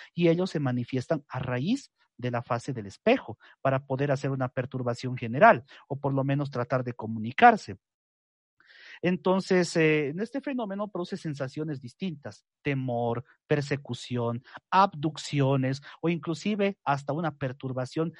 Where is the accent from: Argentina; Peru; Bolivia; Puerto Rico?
Bolivia; lo que conocemos en mi país como la Pachamama